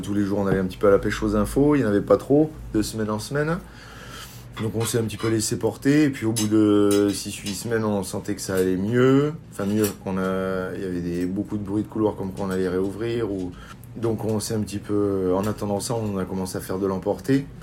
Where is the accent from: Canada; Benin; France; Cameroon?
France; Béziers, Occitania; je viens d'une région du Languedoc-Roussillon, de l'Hérault exactement, de Béziers